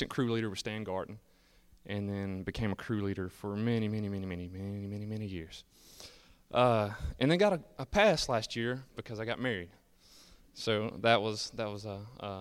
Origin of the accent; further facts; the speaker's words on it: Pinson, Alabama, United States; I grew up in Pinson, Alabama with my family